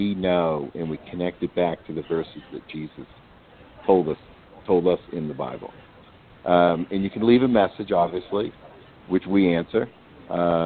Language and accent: English; New York, United States; now in Asheville, United States; I am from New York